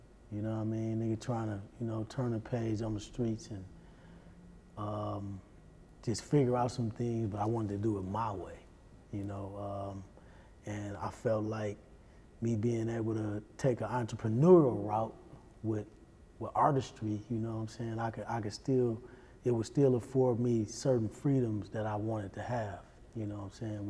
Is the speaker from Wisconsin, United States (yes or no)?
yes; Milwaukee, Wisconsin, United States